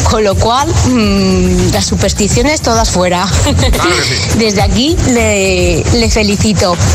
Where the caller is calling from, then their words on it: Zaragoza, Aragon, Spain; buenos días … de Zaragoza.